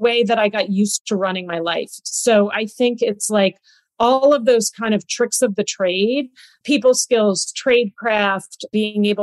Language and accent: English; United States; as an American, you know, as an American representative in that country